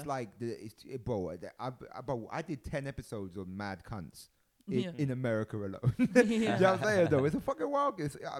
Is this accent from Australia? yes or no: no; London, United Kingdom; I'm from London and I love it, but it ain't the best city in the world.